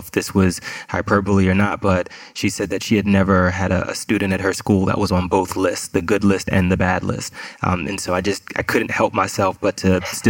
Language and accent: English; New York City, New York, United States; I was born and raised in Queens, New York, in a neighborhood called Far Rockaway